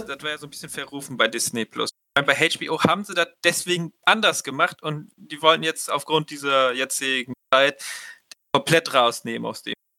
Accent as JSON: {"language": "German", "country": "Germany"}